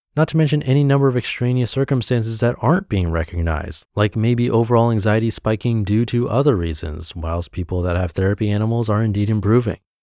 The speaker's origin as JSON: {"language": "English", "region": "New England", "country": "United States", "tie": "born or raised there", "said": "Growing up in New England"}